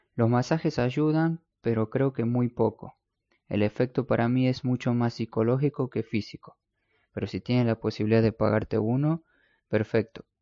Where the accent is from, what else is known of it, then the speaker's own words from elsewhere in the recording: Argentina; also born or lived in Spain; en mi país, en Argentina